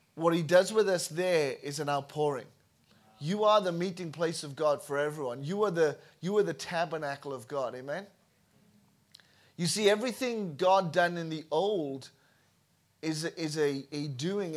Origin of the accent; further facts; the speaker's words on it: Wales, United Kingdom; moved away as an adult; I was born in Wales, uh, raised in Wales, and in two thousand five left Wales